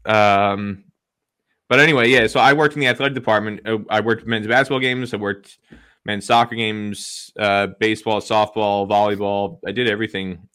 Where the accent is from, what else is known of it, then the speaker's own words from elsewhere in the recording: New Jersey, United States; also born or lived in New York; born and raised in New Jersey, well, technically born in New York, but raised in New Jersey.